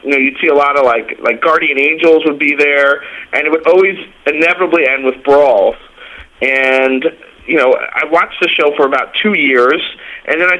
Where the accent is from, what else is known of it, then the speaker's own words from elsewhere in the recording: Dix Hills, New York, United States; I grew up in Long Island, New York. I was born and raised in Dix Hills